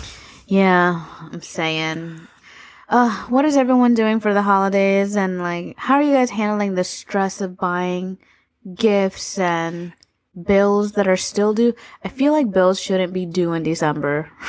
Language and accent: English; Florida, United States; I was born and raised in Florida